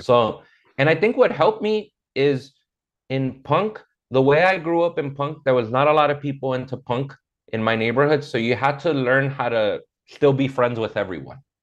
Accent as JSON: {"language": "English", "town": "Inglewood", "region": "California", "country": "United States", "tie": "born or raised there", "also_born_or_lived": "South Central, Los Angeles", "said": "I grew up in Inglewood as a kid, and then as an adult, I lived in South Central, which is right next door"}